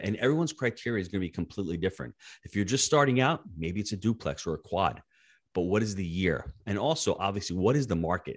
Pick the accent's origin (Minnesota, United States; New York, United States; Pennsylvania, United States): New York, United States; born and raised in the Northeast in New York